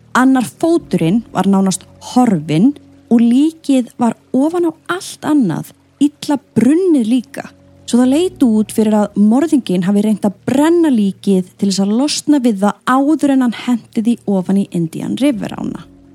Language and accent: Icelandic; Iceland; við Íslendingar